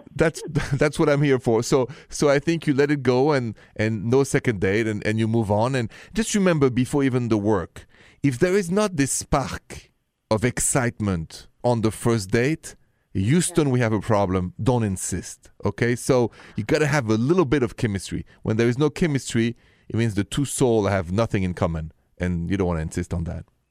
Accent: Paris, Île-de-France, France; accent: thick French; English is a second language; moved away; Paris, France, where I and my thick accent are from

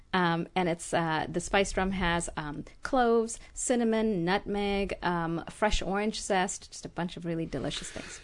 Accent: Jamaica; also born or lived in Ethiopia / France / Kerala, India / Los Angeles, United States; now in Glendale, United States; I grew up in Jamaica and went to school in France

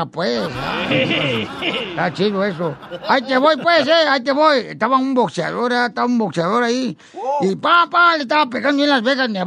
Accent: Tijuana, Baja California, Mexico; yo soy de aquí de Tijuana.

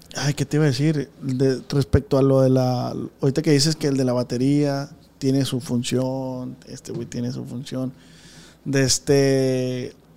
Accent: Culiacán, Sinaloa, Mexico; nosotros somos de Tierra Blanca

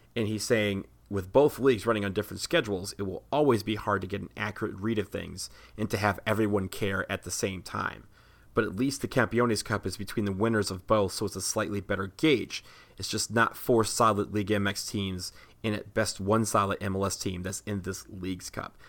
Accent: Washington, District of Columbia, United States; right here in D C, where I am from.

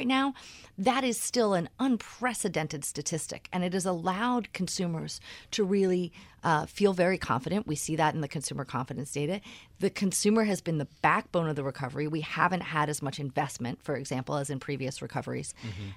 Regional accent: Philadelphia, Pennsylvania, United States; moved away as an adult; I grew up in Philadelphia.

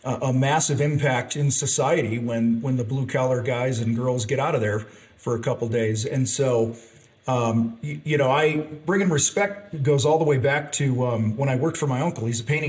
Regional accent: outside of Chicago, Illinois, United States; moved away as an adult; I grew up outside of Chicago

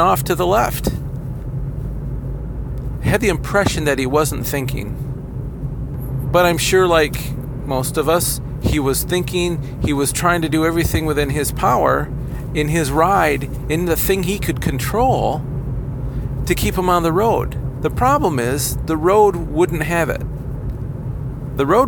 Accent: Kalamazoo, Michigan, United States; I'd commute back into my hometown of Kalamazoo

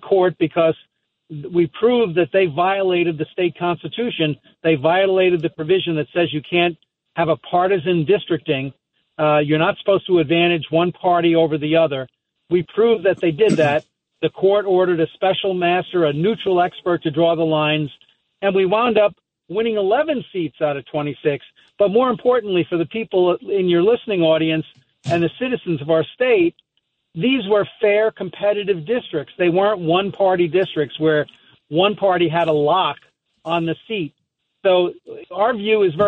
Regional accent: Seaford, New York, United States; we're both from Seaford, New York originally

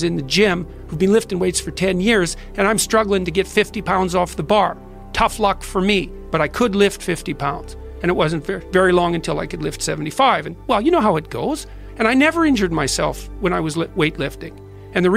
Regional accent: Fairview, Alberta, Canada; I was from Northern Alberta, this rough little town up in Northern Alberta called Fairview.

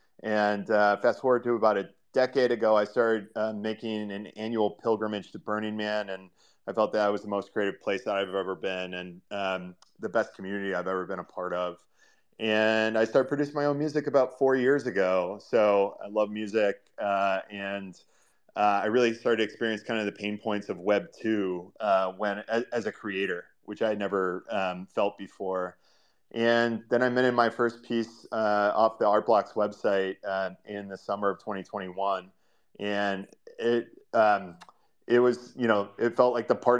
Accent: Ohio, United States; moved away as an adult; also born or lived in New York City; now in San Francisco, United States; I am born and raised in Ohio, for any Midwest United States fans out there, and kind of grew up in farm country there.

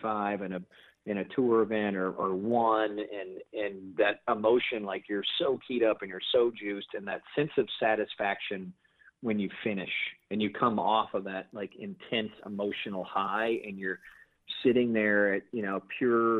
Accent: Stillwater, Oklahoma, United States; now in Grand Rapids, United States; a guy from Stillwater, Oklahoma

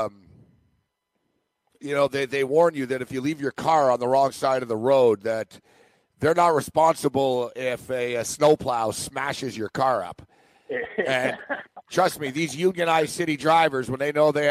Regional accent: Montreal, Quebec, Canada; I'm from Montreal where, you know, basically old ladies walk their dog in their bathrobes in snowstorms

